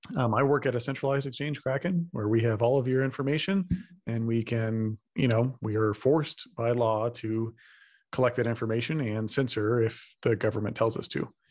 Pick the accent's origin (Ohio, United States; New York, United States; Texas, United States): Texas, United States; I'm from Texas